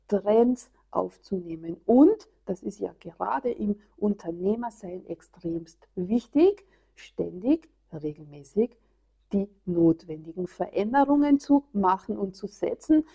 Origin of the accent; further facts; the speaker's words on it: Austria; hier bei uns in Österreich